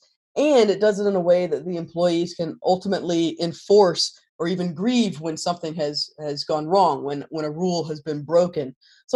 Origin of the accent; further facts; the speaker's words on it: North Carolina, United States; moved away; I'm originally from North Carolina.